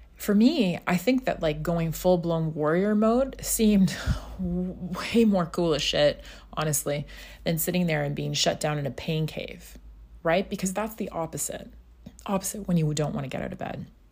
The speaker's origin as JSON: {"language": "English", "region": "Scotland", "country": "United Kingdom", "tie": "born or raised there", "also_born_or_lived": "North America", "moved": "yes", "said": "back home where I grew up in Scotland."}